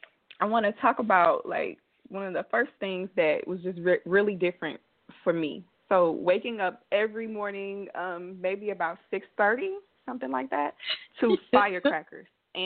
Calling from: Belize; I'm in Belize right now.

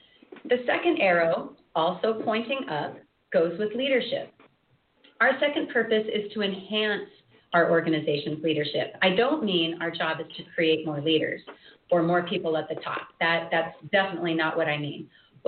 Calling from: Anchorage, Alaska, United States; As Robin said … I'm joining you from Anchorage, Alaska this morning.

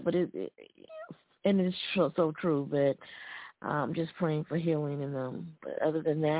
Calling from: Alabama, United States; calling from Alabama.

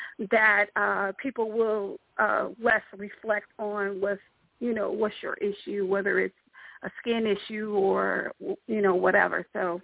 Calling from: Durham, North Carolina, United States; And I'm actually calling from Durham, North Carolina.

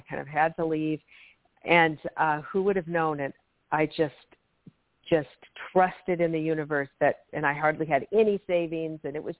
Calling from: Washington, United States; From Washington State. Thank you so much for taking my call.

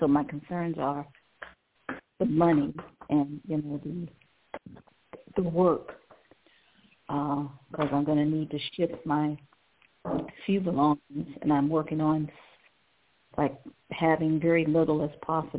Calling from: Cleveland, Ohio, United States; Cleveland, Ohio.

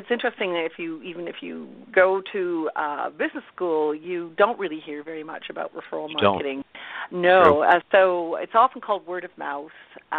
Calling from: The Blue Mountains, Ontario, Canada; I am calling actually from the Blue Mountains in Canada, Ontario, Canada. So it's a resort area north of Toronto. So everyone, I think, knows where Toronto is, so it's about a two-hour drive north.

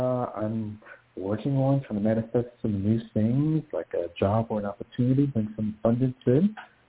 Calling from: New York, United States; calling from New York

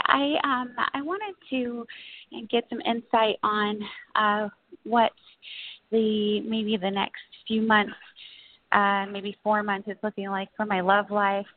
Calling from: Los Angeles, California, United States; I'm calling from Los Angeles.

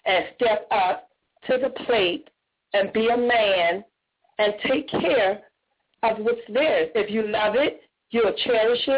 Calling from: Jacksonville, Florida, United States; I'm calling from Jacksonville

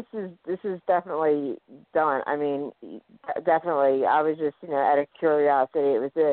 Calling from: Philadelphia, Pennsylvania, United States; I'm calling from Philadelphia, Pennsylvania.

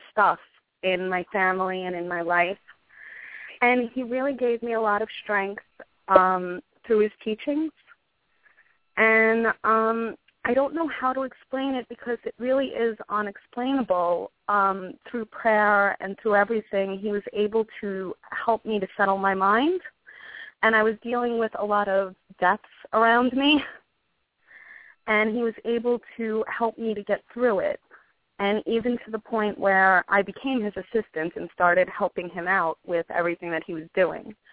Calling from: New York City, New York, United States; I'm calling from Staten Island

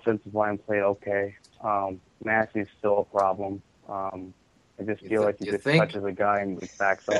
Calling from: Chicago, Illinois, United States

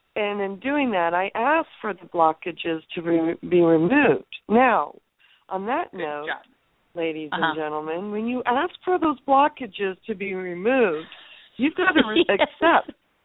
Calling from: California, United States; I'm calling from California.

